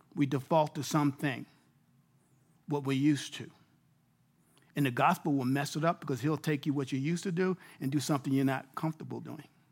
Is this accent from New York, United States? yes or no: yes; New York City, New York, United States; moved away as an adult; now in Abilene, Texas, United States; I'm a native New Yorker.